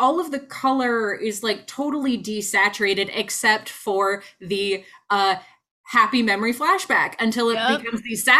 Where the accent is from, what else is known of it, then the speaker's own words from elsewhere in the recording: Sacramento, California, United States; I'm from Sacramento.